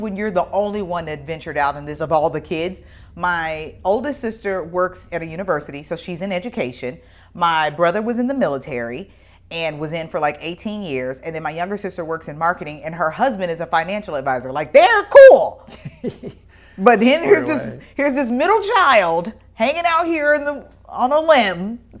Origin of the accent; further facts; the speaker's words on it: Midwest, United States; being born in the year that I was and growing up in the Midwest.